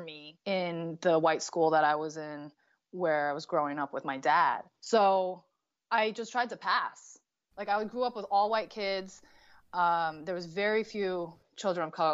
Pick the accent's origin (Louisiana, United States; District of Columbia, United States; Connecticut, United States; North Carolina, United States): Connecticut, United States; I grew up in Connecticut